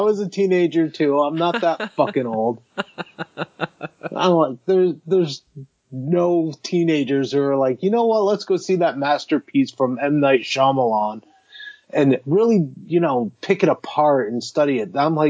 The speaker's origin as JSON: {"language": "English", "region": "Michigan", "country": "United States", "tie": "born or raised there", "also_born_or_lived": "Massachusetts", "said": "Yeah, I was born in Michigan. I moved a lot between Michigan and Massachusetts, so there was a lot of moving going on."}